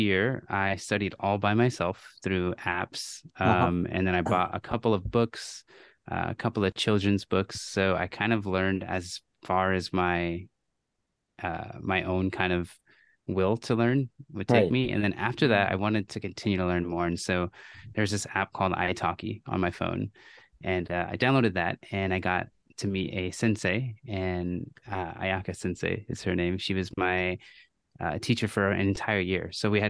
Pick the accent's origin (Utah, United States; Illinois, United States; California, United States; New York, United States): California, United States; Camarillo; also born or lived in Tulare; I actually grew up in Camarillo, California. So like Ventura County, but I was born in Fresno area